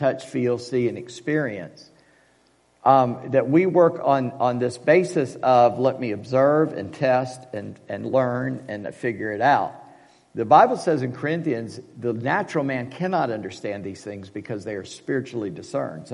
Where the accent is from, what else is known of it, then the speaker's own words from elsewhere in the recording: United States; we are so American